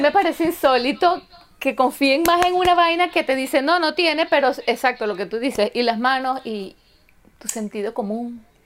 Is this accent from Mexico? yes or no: no; Venezuela; moved away; nosotras somos venezolanas, estamos fuera de nuestro país de origen